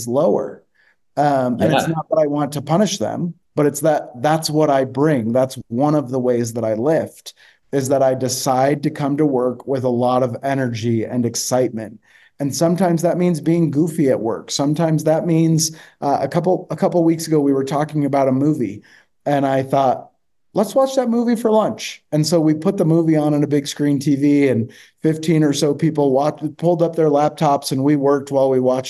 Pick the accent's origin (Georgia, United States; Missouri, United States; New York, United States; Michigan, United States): Michigan, United States; I grew up in Michigan and, went to high school there